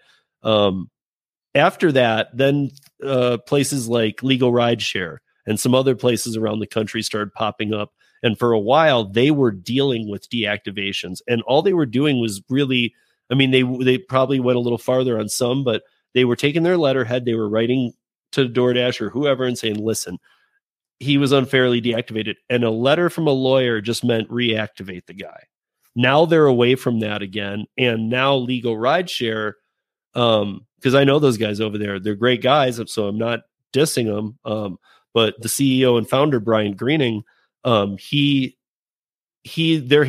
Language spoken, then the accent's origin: English; Michigan, United States; now in Colorado, United States; I'm from Michigan